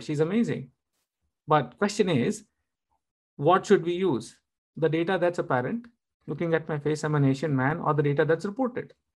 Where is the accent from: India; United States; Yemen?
India; I'm, I'm an Indian.